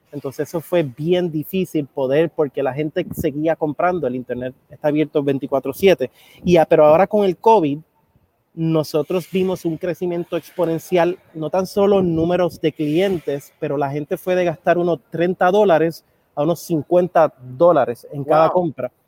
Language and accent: Spanish; Puerto Rico; also born or lived in Argentina; soy hijo de un dominicano y una mujer puertorriqueña, aunque nací y me crié aquí en Puerto Rico.